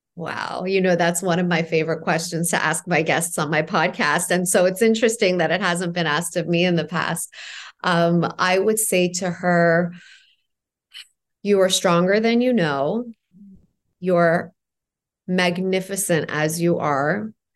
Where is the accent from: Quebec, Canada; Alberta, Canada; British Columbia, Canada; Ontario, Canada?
Ontario, Canada; Toronto; also born or lived in Iran; I left Iran when I was four, grew up in Toronto